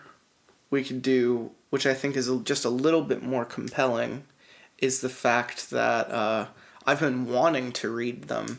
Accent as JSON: {"language": "English", "town": "Allentown", "region": "Pennsylvania", "country": "United States", "tie": "born or raised there", "said": "growing up in Allentown"}